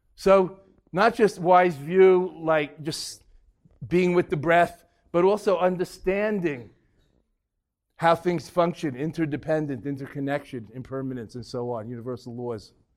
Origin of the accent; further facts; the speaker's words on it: New York, United States; also born or lived in Boston; I'm from New York